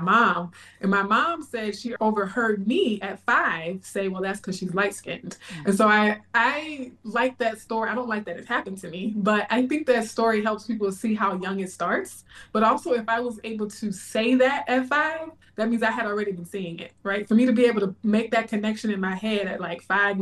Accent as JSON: {"language": "English", "town": "Baton Rouge", "region": "Louisiana", "country": "United States", "tie": "born or raised there", "also_born_or_lived": "Bay Area, California", "moved": "as an adult", "lives_now": "Texas, United States", "said": "In my hometown of Baton Rouge"}